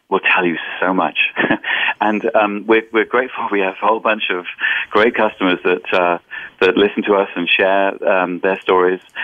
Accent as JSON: {"language": "English", "region": "England", "country": "United Kingdom", "also_born_or_lived": "Boston / Germany / London", "moved": "yes", "said": "I'm actually originally from England"}